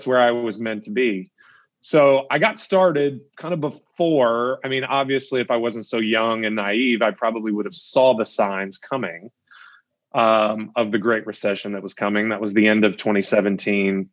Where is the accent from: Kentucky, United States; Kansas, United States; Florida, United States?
Kentucky, United States; Elizabethtown; Elizabethtown is my hometown